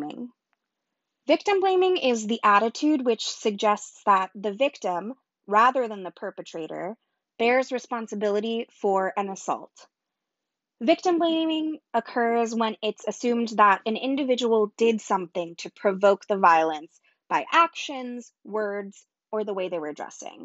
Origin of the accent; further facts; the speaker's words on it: Southern California, United States; We grew up together in Southern California